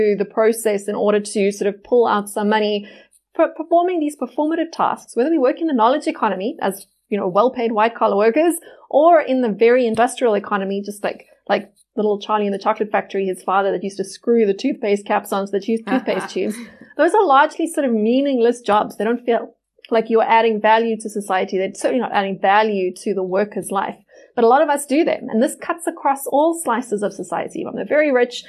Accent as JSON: {"language": "English", "country": "South Africa", "said": "as a South African"}